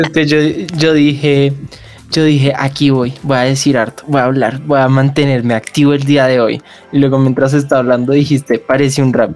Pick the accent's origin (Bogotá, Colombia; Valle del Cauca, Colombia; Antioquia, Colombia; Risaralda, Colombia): Bogotá, Colombia; accent: rolo; yo soy 100% rolo y se nota en mi forma de hablar